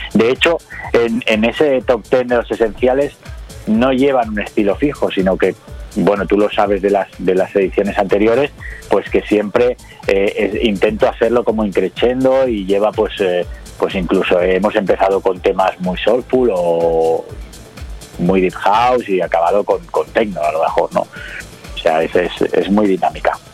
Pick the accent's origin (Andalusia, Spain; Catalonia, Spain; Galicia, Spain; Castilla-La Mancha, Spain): Catalonia, Spain; Barcelona; aquí en Cataluña, yo soy de Barcelona